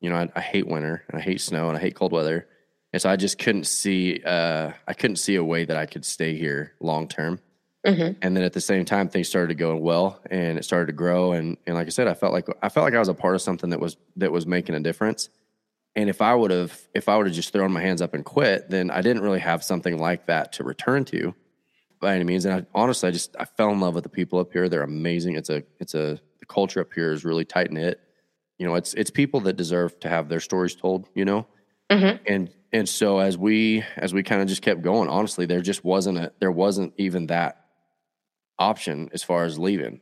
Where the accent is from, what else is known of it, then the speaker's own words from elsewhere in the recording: Fort Worth, Texas, United States; moved away as an adult; also born or lived in Rio Vista, Texas / Burleson, Texas; now in Oregon, United States; I grew up in Fort Worth, just south of Fort Worth. Actually, a little town called Rio Vista originally, and then we moved to Burleson.